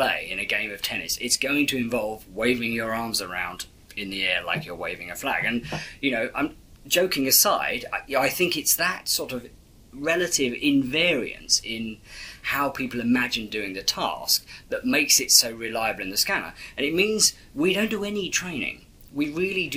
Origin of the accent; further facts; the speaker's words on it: England, United Kingdom; being English